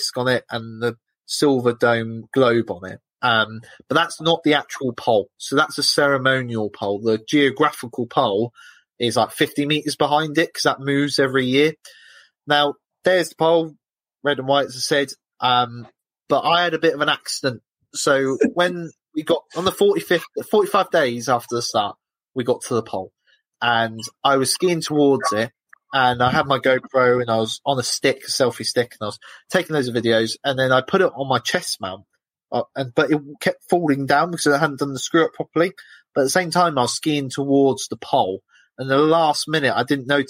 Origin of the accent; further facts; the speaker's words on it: United Kingdom; I'm British.